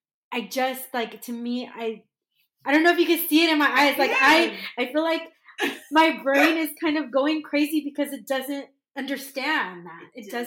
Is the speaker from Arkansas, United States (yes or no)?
no; San Diego, California, United States; moved away; also born or lived in Texas; I didn't grow up in the South. I grew up in San Diego. I did live in Texas for 15 years, but I didn't grow up in the South.